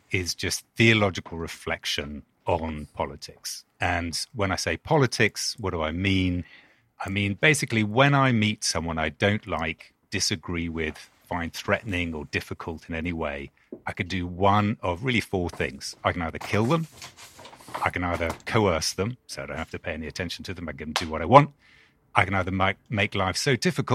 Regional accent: London, United Kingdom; accent: British; moved away as an adult; now in Durham, United States; I was born in London, born and bred, and then moved here 2012

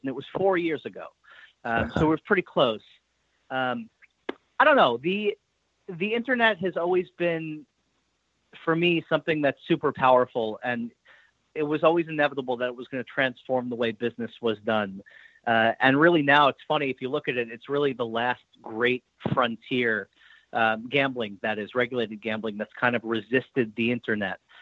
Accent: New York, United States; moved away; also born or lived in Boston; I grew up in New York. I went to school in Boston. I lived there for a number of years.

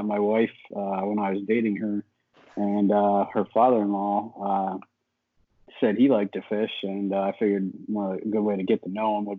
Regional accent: York, Pennsylvania, United States; I'm from York, PA, kind of about halfway between Harrisburg and the Maryland line.

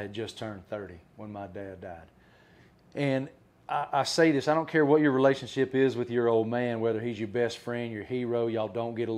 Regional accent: Appalachia, near Virginia Tech, United States; I grew up in Appalachia, 25 minutes west of Virginia Tech. Cattle farm, farm kid.

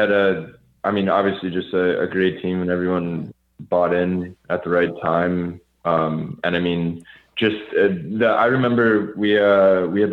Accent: Chicago, Illinois, United States; born or raised there

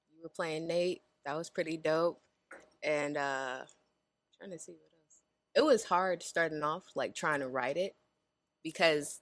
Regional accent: Flint, Michigan, United States; now in Las Vegas, United States; I am from Flint, Michigan. I've been in Las Vegas for like 8 years now, maybe 9

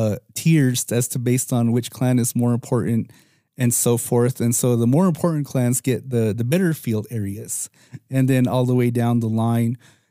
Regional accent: Moenkopi, Arizona, United States; I'm from Munkapi

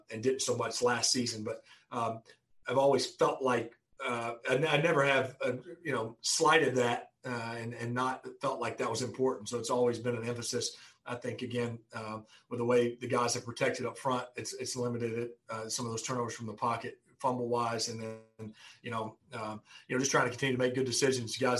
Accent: North Alabama, United States; growing up in North Alabama

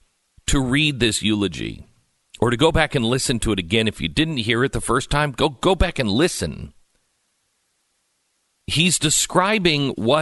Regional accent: Oklahoma, United States; I'm from Oklahoma. There's no privilege at all in that.

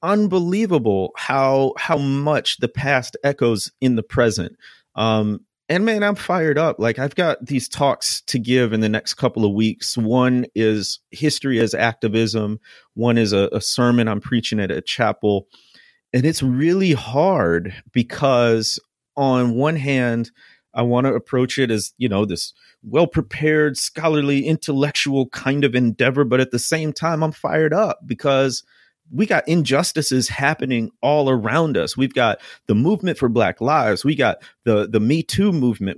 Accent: Chicago, Illinois, United States; moved away as an adult; now in Mississippi, United States; I grew up in the Midwest, in the Chicagoland area

